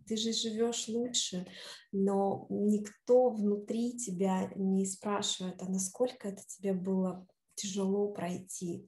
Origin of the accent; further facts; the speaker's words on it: Novaya Lyalya, Sverdlovsk Oblast, Russia; also born or lived in Moscow, Russia; now in New York, United States; родилась я в маленьком городке под Екатеринбургом, который очень люблю теперь называть это название а, Новая Ляля. Маленький-маленький городочек, и всегда в детстве а, называли всех там а, москвичи. А мы кто? Мы были э, новолялинцы